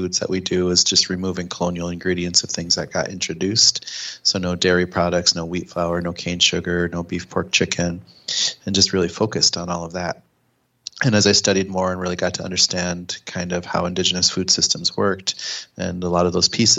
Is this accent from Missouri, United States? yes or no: no; Pine Ridge Reservation, South Dakota, United States; moved away as an adult; now in Minneapolis, United States; growing up on Pine Ridge Reservation and being enrolled with the Oglala Lakota Sioux tribe